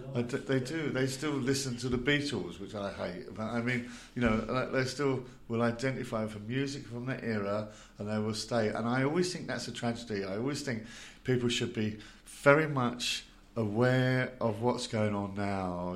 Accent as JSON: {"language": "English", "region": "London", "country": "United Kingdom", "tie": "born or raised there", "said": "as a kid growing up in South London"}